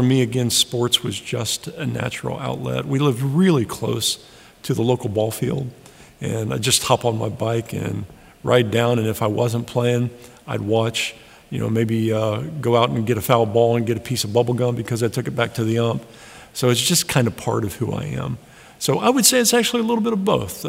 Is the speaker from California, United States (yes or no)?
no; Sidney, Ohio, United States; moved away as an adult; now in Cleveland, Tennessee, United States; I loved growing up in Sydney.